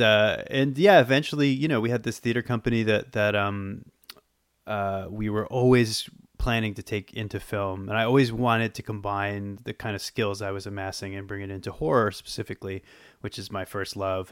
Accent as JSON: {"language": "English", "town": "Boston", "region": "Massachusetts", "country": "United States", "tie": "born or raised there", "also_born_or_lived": "Los Angeles", "moved": "as an adult", "lives_now": "New York, United States", "said": "I grew up, I grew up in Boston"}